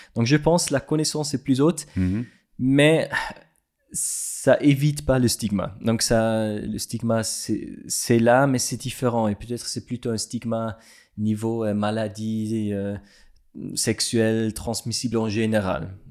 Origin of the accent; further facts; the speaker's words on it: Switzerland; French is a second language; also born or lived in Lesotho; je suis suisse